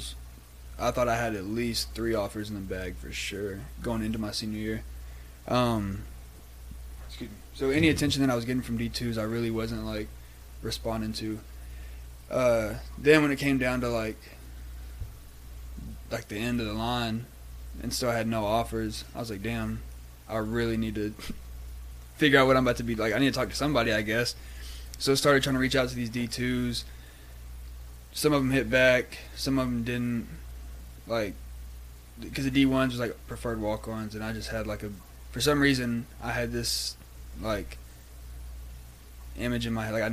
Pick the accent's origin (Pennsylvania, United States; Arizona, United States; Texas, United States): Texas, United States; Brownwood; moved away as an adult; also born or lived in Durango, Colorado; from small town, Brownwood, Texas, West Texas, little football town